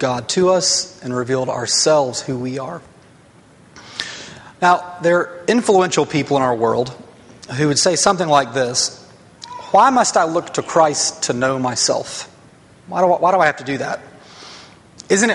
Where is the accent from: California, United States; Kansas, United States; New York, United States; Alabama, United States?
Alabama, United States; North; I grew up in North Alabama